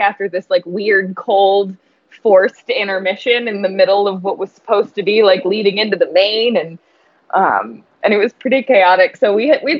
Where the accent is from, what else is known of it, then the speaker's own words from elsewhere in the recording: Portland, Oregon, United States; moved away as an adult; now in Buffalo, United States; I grew up in Portland. I lived there my whole life.